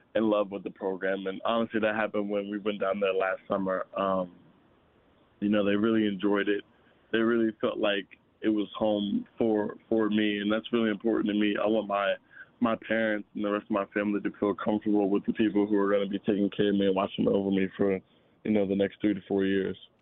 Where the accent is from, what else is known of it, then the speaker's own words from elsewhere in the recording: Virginia, United States; now in Florida, United States; I'm from Virginia.